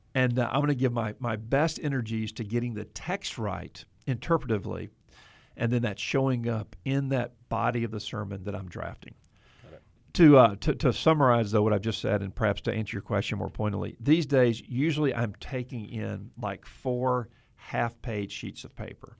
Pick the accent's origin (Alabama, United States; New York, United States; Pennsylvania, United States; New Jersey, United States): Alabama, United States; Mobile; moved away; my hometown of Mobile, Alabama.